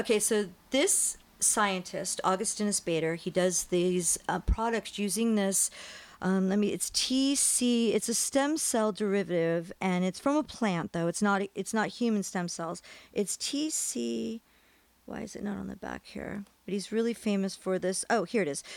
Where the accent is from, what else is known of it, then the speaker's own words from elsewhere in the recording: New Jersey, United States; also born or lived in New York; now in California, United States; I'm from New Jersey. I was born in New York